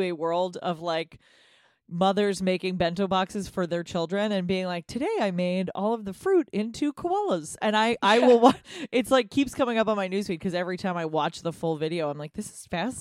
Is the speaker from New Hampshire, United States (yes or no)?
yes; New Hampshire, United States; I am a very white person from a very white state. I grew up in New Hampshire